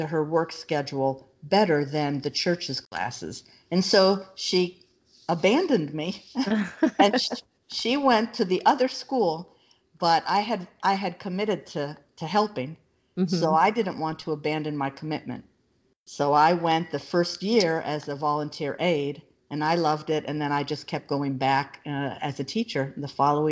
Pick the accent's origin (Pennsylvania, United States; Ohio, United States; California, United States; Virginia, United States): Ohio, United States; Northeast; moved away as an adult; also born or lived in Central Florida / Illinois; now in Florida, United States; I grew up in Northeast Ohio